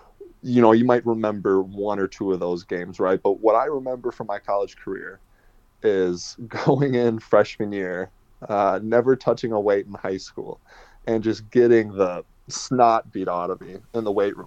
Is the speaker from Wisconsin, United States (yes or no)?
yes; Wisconsin, United States; moved away as an adult; also born or lived in Netherlands; now in Sheffield, United Kingdom; my home state